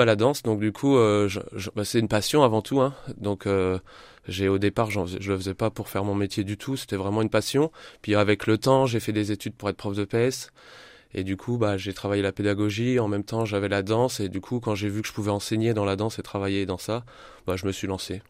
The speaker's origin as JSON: {"language": "French", "town": "Châlons-en-Champagne", "region": "Grand Est", "country": "France", "tie": "born or raised there", "also_born_or_lived": "Reims", "said": "je suis revenu revivre à Chalon euh, il y a 3-4 ans, j'ai vécu 20 ans sur Reims et j'ai voulu revenir euh, dans ma ville natale"}